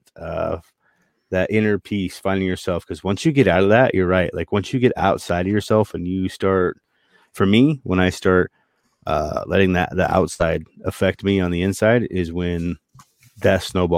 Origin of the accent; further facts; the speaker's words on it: Montana, United States; moved away; also born or lived in Boston; Growing up in Montana